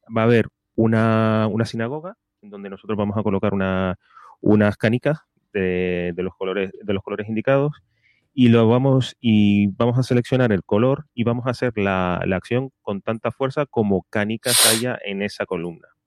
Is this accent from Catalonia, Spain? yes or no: no; Canary Islands, Spain; de las Islas Canarias, de mi tierra